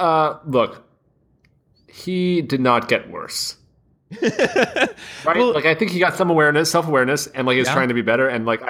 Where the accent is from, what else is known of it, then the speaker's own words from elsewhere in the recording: Canada; As a Canadian Jew